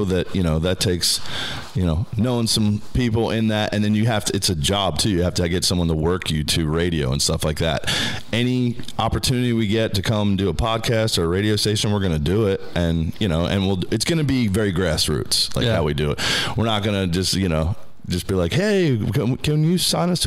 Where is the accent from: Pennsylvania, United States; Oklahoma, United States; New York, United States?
Pennsylvania, United States; Philadelphia; also born or lived in Georgia / Long Beach Island, New Jersey; I grew up in the Philly area